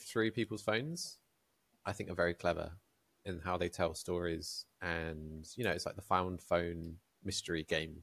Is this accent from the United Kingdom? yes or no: yes; United Kingdom; we're British